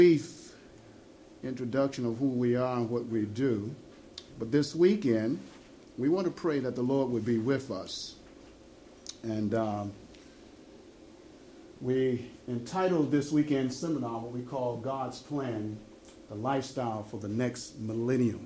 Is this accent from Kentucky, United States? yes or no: no; Chicago, Illinois, United States; we're originally from Chicago, there in the United States